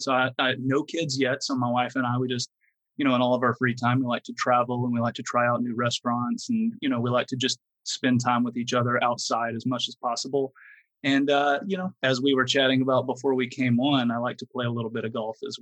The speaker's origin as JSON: {"language": "English", "town": "Fort Worth", "region": "Texas", "country": "United States", "said": "I'm from the Dallas-Fort Worth area on the western side, the Fort Worth part of the Dallas-Fort Worth duo"}